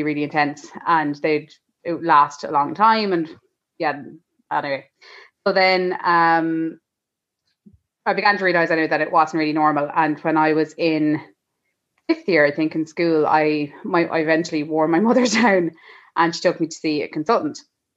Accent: Leinster, Ireland; We are from Laois, and we have one little boy called Ollie

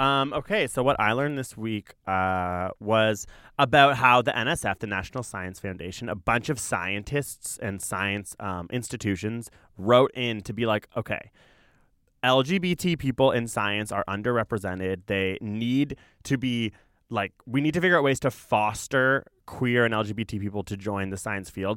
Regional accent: Toronto, Ontario, Canada; I actually grew up in what it was called East York.

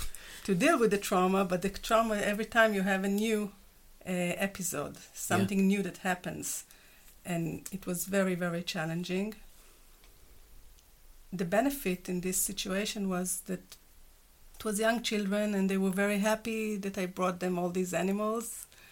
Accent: Israel; English is a second language; moved away; You know. My accent.

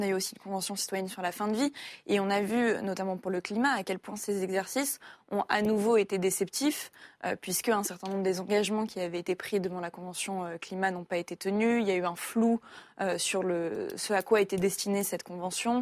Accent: Paris, Île-de-France, France; en tant que Parisienne

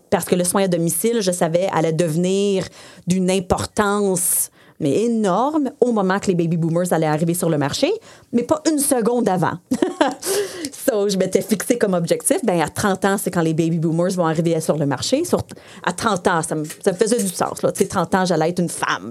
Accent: Saint-Bruno-de-Montarville, Quebec, Canada; first language English; French is a second language; je viens de Saint-Bruno. Euh, j'ai fait toute mon école en anglais. Euh, mes parents sont anglophones

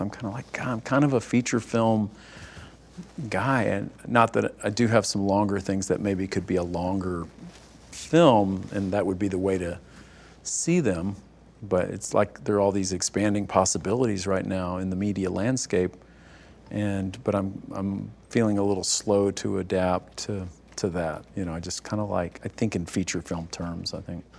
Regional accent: East Texas, United States; I grew up in in East Texas

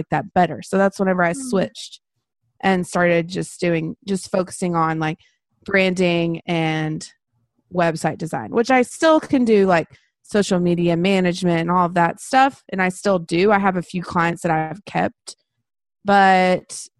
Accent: Texas, United States; also born or lived in Brownwood, Texas; now in Waco, United States; I am from Waco, Texas, and I have lived here pretty much my whole life. So I've been here, you know, I grew up in a tiny little town

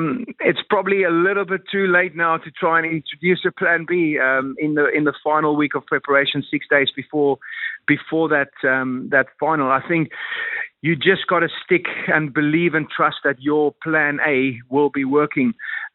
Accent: South Africa; being a South African

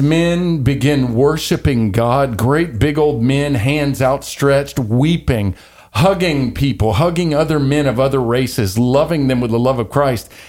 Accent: Louisiana, United States; I'm from Louisiana

